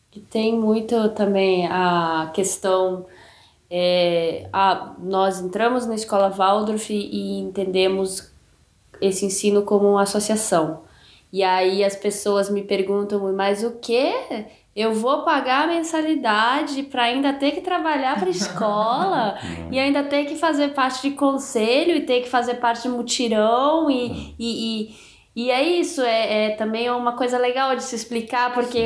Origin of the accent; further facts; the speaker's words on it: Brasília, Federal District, Brazil; moved away; aquilo que eu vivi na minha infância em Brasília